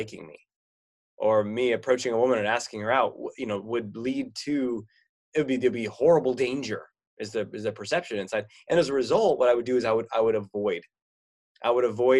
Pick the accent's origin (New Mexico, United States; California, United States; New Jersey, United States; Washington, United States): California, United States; now in Oregon, United States; I grew up in California here in the United States, and now I live in Oregon.